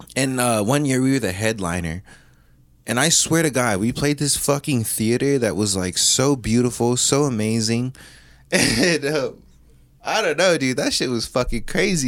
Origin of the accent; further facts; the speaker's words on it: Hawaii, United States; as a Hawaiian